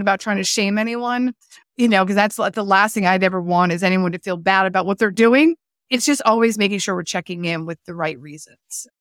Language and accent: English; East Coast, United States; moved away as an adult; also born or lived in California; I was living in California, and I was from the East Coast